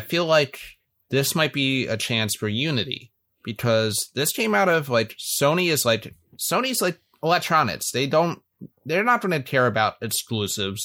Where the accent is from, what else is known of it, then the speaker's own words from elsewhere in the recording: Philadelphia, Pennsylvania, United States; moved away; I stay in my hometown of Philly every year for Christmas